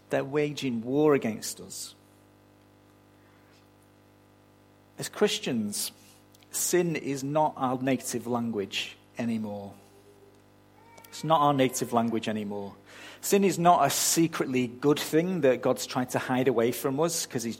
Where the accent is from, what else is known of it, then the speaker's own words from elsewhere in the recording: United Kingdom; now in Australia; You can barely tell I wasn't born here, can you?